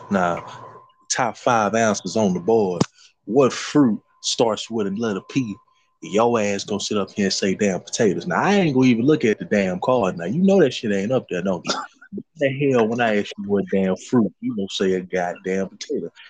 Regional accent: Cleveland, Ohio, United States; Because I'm from Cleveland.

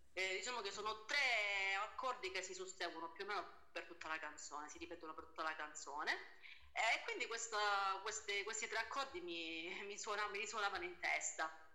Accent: Lamezia Terme, Calabria, Italy; also born or lived in Umbria; sono nata in Umbria, sì sì, però ho sempre vissuto qua, quindi diciamo che la Calabria è la mia terra

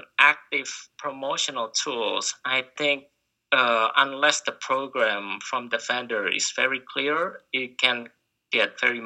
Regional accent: Indonesia; Well, can't give up rice because I'm from Indonesia.

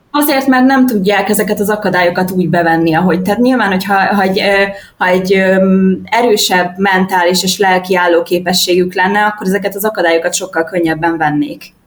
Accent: Budapest, Hungary; moved away as an adult; also born or lived in Fuerteventura, Spain; now in Tenerife, Spain; én Budapesten nőttem föl

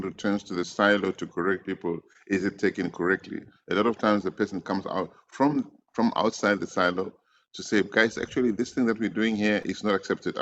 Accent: Soweto, Gauteng, South Africa; I grew up in Deep Kloof, Soweto

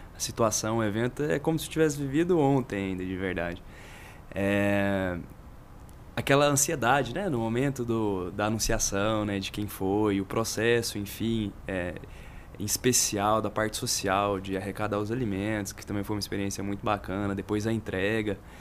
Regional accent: Goiânia, Goiás, Brazil; also born or lived in Catalão; depois voltei a Goiânia, que é a cidade natal mesmo de onde eu, de onde eu sou

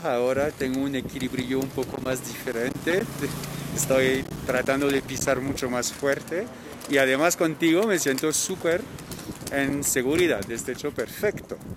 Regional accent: Normandy, France; accent: French; Spanish is a second language; now in Bogotá, Colombia; yo soy francés al principio, de Normandía al lado de París

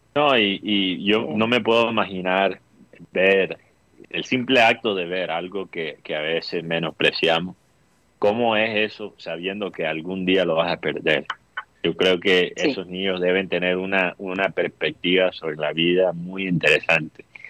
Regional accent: Costeños, Caribbean coast, Colombia; tenemos eso los coteños que que cuando trabajamos con argentinos o, vamos a, vivir en, Argentina, se nos pega el acento rioplatense

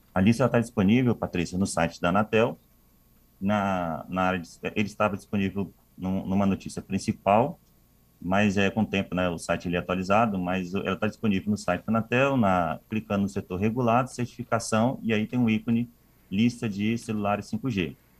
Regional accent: Vitória, Espírito Santo, Brazil; moved away; Sou capixaba

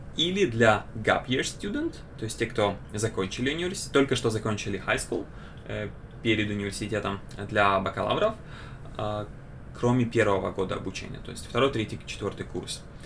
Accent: Kyiv, Ukraine; я из Украины, из Киева

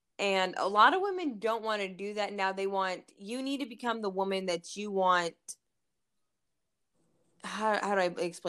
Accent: Fort Bragg, North Carolina, United States; born there; Well, I was born in Fort Bragg, North Carolina.

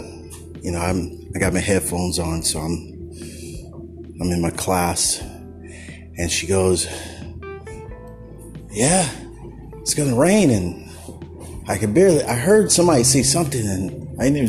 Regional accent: Bay Area, California, United States; I grew up in the Bay Area

